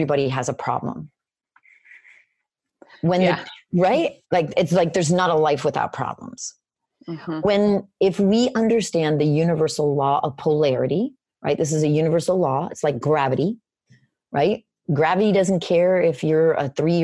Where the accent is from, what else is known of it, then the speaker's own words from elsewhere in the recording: Florida, United States; moved away; also born or lived in Boston; I'm in Boston right now. So I'm from Florida.